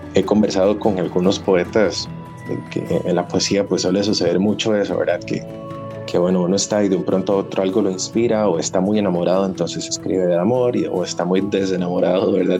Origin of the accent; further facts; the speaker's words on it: Costa Rica; nosotros tenemos como costarricenses un pasado muy, no sé, glorioso